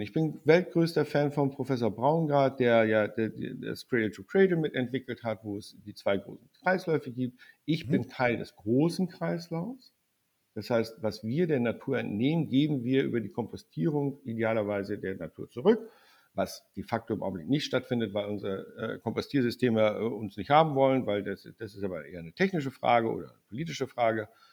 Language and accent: German; the North, Northern Germany, Germany; ich komme aus dem Norden